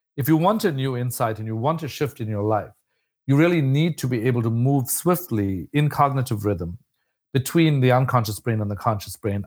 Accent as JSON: {"language": "English", "country": "South Africa", "moved": "as an adult", "said": "I was an immigrant from South Africa"}